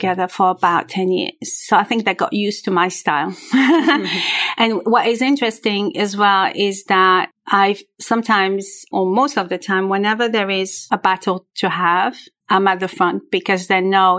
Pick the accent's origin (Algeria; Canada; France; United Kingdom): Algeria; first language French; English is a second language; now in Switzerland; I was born in Algeria, and I was raised by two very, very special parents